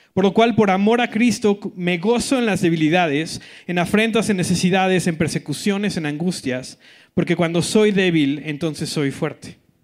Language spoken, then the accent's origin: Spanish; Colima, Mexico; moved away; soy del, del gran estado de Colima